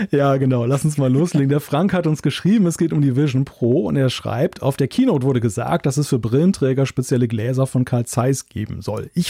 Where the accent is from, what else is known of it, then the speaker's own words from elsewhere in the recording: Switzerland; Das sage ich als Schweizer, aber das finde ich.